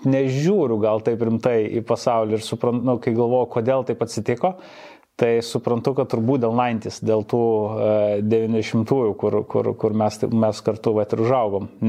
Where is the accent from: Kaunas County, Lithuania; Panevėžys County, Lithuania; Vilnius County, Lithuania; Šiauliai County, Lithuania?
Vilnius County, Lithuania; Vilnius; visiškai tipinis buvau 90-ųjų e, vaikas, labai užaugau toj early 90s tokioj mhm. Vilniaus aplinkoj, kuri, manau, kažkaip mane turbūt labiausiai ir, ir suformavo kaip žmogų.